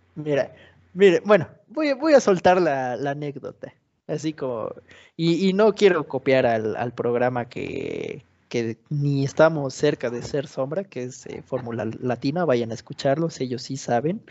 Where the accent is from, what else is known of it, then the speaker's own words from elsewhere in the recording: Mexico; siendo mexicano